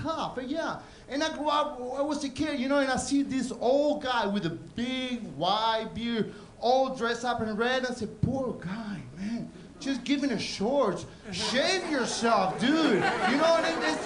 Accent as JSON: {"language": "English", "country": "Argentina", "second_language": "English", "moved": "yes", "lives_now": "United States", "said": "I'm originally from Argentina."}